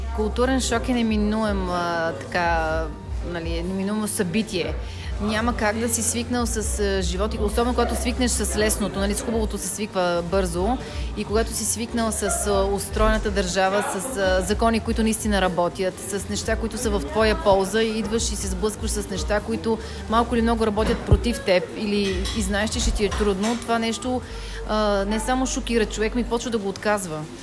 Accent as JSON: {"language": "Bulgarian", "town": "Chavdar", "region": "Sofia Province", "country": "Bulgaria", "tie": "born or raised there", "also_born_or_lived": "Denver, Colorado, United States", "moved": "as an adult", "said": "в моето родно село Чавдар"}